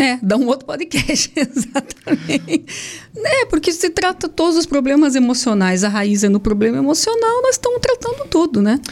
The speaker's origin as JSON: {"language": "Portuguese", "town": "Curitiba", "region": "Paraná", "country": "Brazil", "moved": "yes", "said": "eu sou de Curitiba, mas a família do meu pai é daqui"}